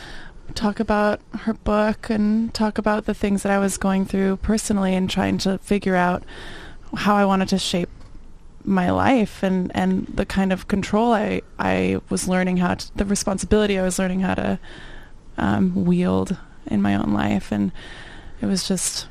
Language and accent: English; Colorado, United States; moved away as an adult; also born or lived in Orange County; now in Los Angeles, United States; I'm from Colorado, and I'd never meant to move from there to Orange County